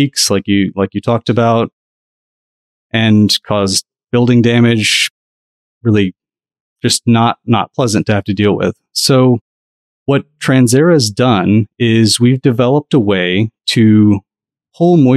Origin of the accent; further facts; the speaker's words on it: Southeast, United States; I grew up in the Southeast